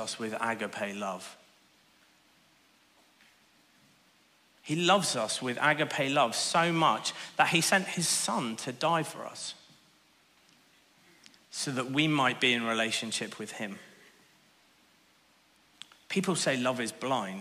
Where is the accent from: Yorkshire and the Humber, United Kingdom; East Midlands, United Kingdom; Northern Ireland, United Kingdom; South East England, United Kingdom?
Northern Ireland, United Kingdom; I grew up in Northern Ireland in the late 80s and early 90s